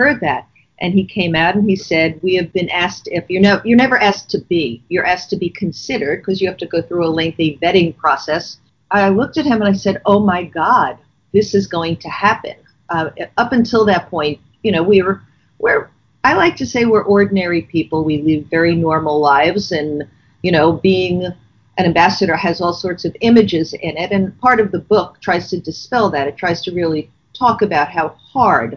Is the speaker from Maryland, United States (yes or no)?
no; Boston, Massachusetts, United States; also born or lived in Madrid, Spain; we're from the Boston area where you do get a lot of snow